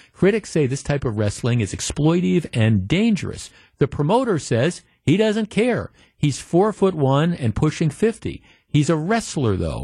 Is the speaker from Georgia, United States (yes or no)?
no; Glendale, Wisconsin, United States; growing up in Glendale, Wisconsin